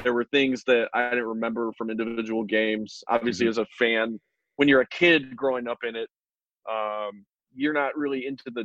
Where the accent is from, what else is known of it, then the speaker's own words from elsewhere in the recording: Chicago, Illinois, United States; also born or lived in California; my wife and I, because we grew up here